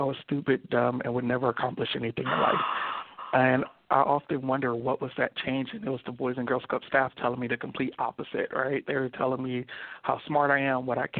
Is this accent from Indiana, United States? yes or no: no; Los Angeles, California, United States; also born or lived in Compton, California; I grew up in Compton and Watts